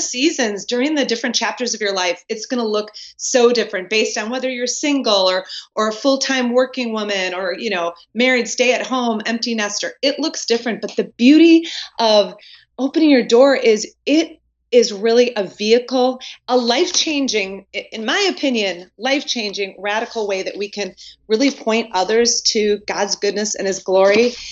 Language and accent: English; Wisconsin, United States; now in North Carolina, United States; born and raised in Wisconsin